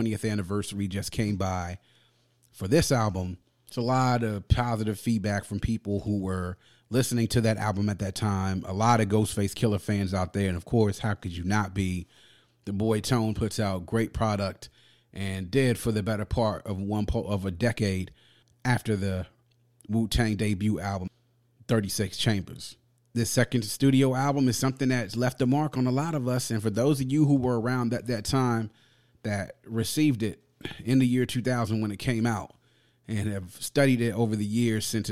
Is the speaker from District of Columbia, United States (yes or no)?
yes; Washington, District of Columbia, United States; right here in my hometown, DC